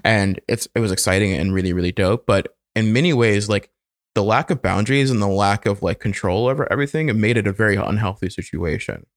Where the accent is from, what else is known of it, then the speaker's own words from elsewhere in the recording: the South, United States; moved away; growing up in the South as a child